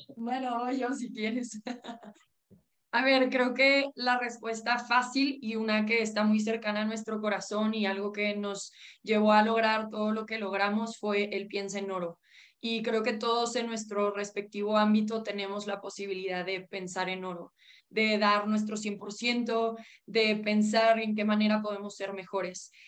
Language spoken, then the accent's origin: Spanish; Mexico